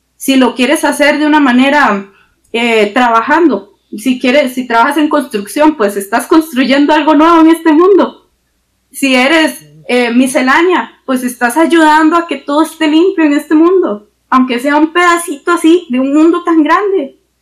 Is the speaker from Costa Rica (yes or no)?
yes; Costa Rica; somos ticos